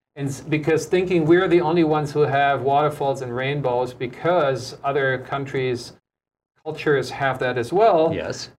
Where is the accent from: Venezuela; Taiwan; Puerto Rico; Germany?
Germany; also born or lived in United States; now in Honolulu, United States; my home country